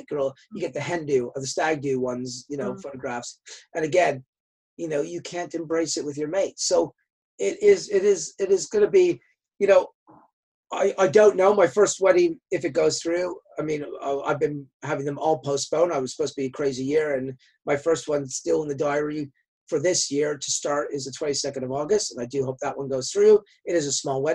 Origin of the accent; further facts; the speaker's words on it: Canada; I'm from Canada